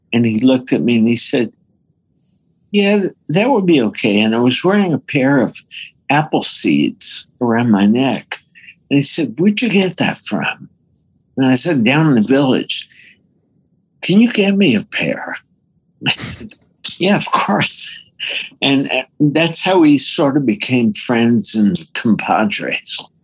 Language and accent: English; New York, United States; I'm from New York